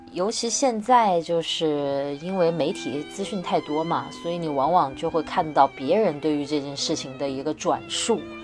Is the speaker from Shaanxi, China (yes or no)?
no; Wuhan, Hubei, China; moved away; 我是武汉人